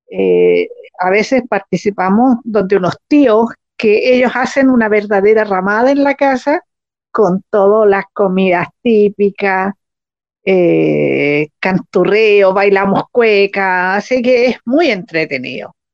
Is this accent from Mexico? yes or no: no; Biobío, Chile; moved away; also born or lived in Temuco; la región del Biobío, de donde yo soy